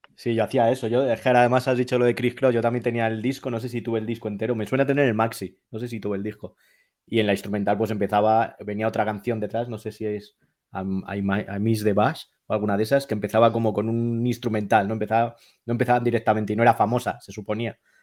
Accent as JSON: {"language": "Spanish", "town": "Madrid", "region": "Community of Madrid", "country": "Spain", "said": "yo soy de Madrid"}